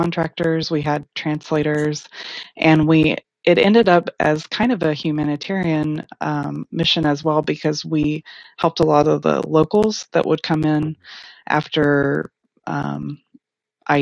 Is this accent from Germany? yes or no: no; Irving, Texas, United States; I am from Irving, Texas, which is a large suburb of Dallas